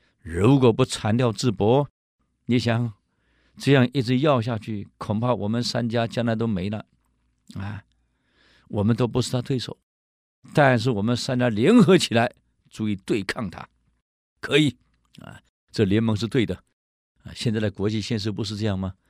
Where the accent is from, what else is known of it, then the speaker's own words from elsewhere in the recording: China; 我们中国人有一句话呀，需要的不多，可想要的太多。